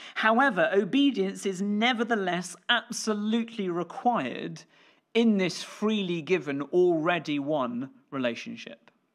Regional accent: Scotland, United Kingdom; me being British or Scottish

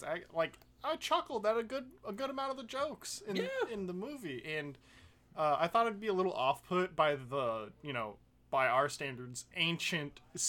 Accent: United States; Well, we're American.

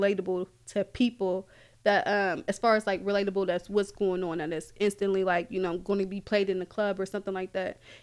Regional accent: Columbus, Ohio, United States; I am from Columbus

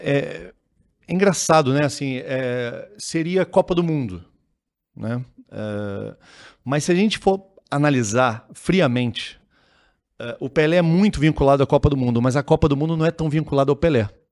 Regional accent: Petrópolis, Rio de Janeiro, Brazil; Eu sou de Petrópolis

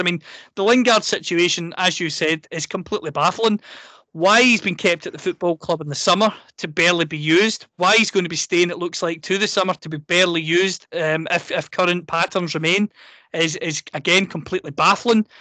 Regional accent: Scotland, United Kingdom; I'm a Scot, I'm a proud Scot

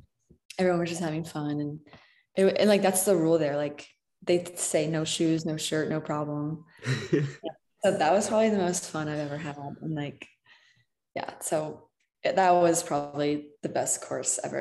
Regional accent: Chicago, Illinois, United States; also born or lived in West Virginia; I grew up in Chicago

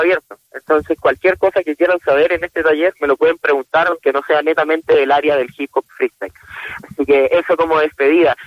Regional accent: Concepción, Biobío, Chile; yo soy de Concepción

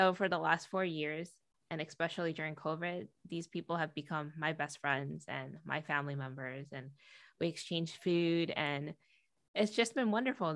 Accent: New York City, New York, United States; born or raised there; moved away as an adult; also born or lived in Montreal, Canada; now in Seattle, United States

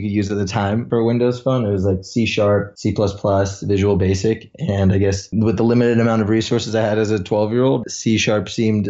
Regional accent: California, United States; also born or lived in Toronto, Canada; I was born in Toronto, Canada, made my way over to sunny California when I was about 5 years old. You could say I'm a California boy.

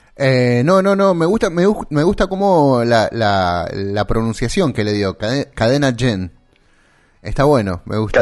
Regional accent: Santa Fe, Argentina; De Santa Fe, Argentina

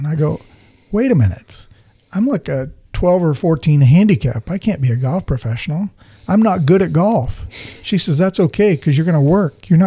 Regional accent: Post Falls, Idaho, United States; also born or lived in Coeur d'Alene, Idaho; I was born and raised in Post Falls, Idaho.

